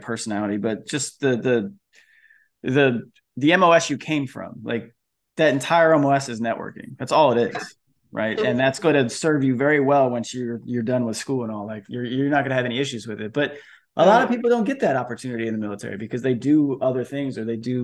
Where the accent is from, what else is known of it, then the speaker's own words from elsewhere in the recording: Florida, United States; moved away; also born or lived in Bay Area, California; Where I grew up in Florida